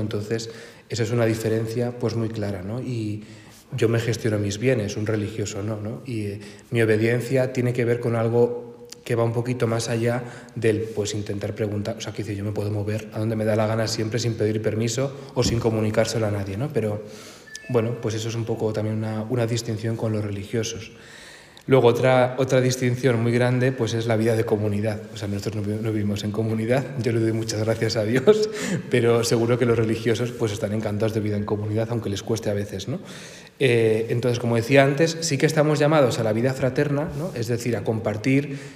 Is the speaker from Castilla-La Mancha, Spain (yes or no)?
no; Santander, Cantabria, Spain; moved away as an adult; now in Madrid, Spain; aunque yo soy de Santander y llevo aquí, pues no sé si ocho o nueve años